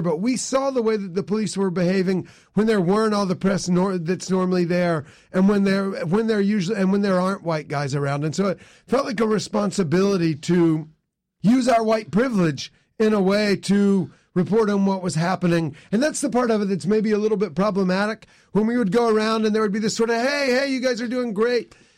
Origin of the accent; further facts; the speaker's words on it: near Lexington, South Carolina, United States; now in Baltimore, United States; I grew up in South Carolina originally, right, b, right by Lexington